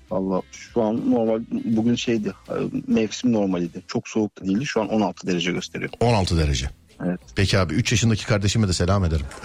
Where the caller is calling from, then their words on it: İzmir, Turkey; İzmir Çiğli.